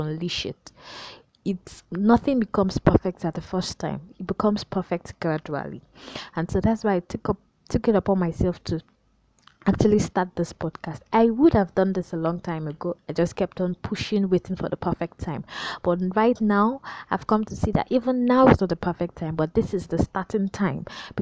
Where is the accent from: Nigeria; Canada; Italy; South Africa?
Nigeria; I'm a Nigerian, and I'd love to emphasize that in Pidgin.